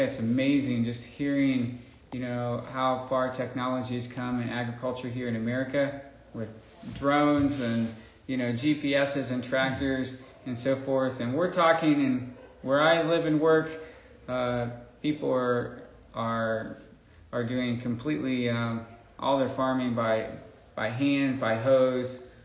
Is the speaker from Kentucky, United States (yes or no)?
no; Indiana, United States; moved away as an adult; also born or lived in Burkina Faso; now in Mali; I grew up here in Indiana.